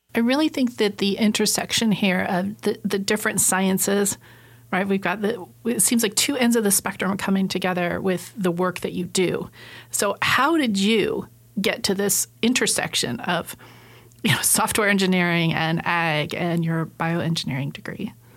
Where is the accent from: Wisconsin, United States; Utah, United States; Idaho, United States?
Idaho, United States; Southern; Coming from a farming community growing up, I grew up in Southern Idaho